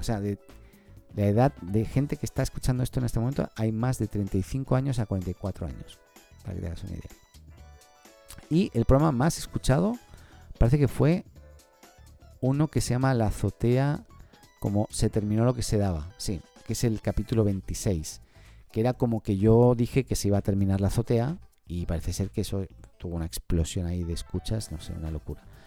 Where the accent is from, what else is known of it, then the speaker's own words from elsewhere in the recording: Barcelona, Catalonia, Spain; moved away as an adult; now in Chile; soy español de Barcelona, catalán, hace 15 años en Chile